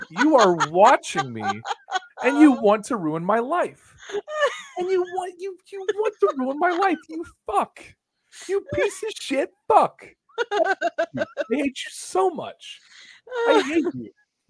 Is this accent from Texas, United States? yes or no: no; Illinois, United States; You guys are from Indiana. You're treating me. I'm from Illinois. You guys are treating me like a Hoosier, man.